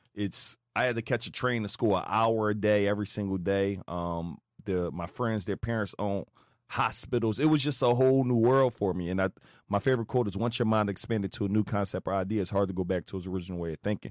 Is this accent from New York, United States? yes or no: no; Philadelphia, Pennsylvania, United States; I grew up West Philly, literally drug-infested neighborhood